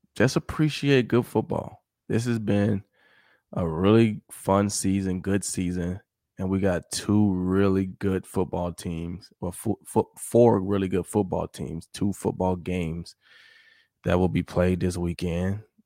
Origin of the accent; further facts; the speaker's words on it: Mississippi, United States; I'm not even from New Orleans. I'm from Mississippi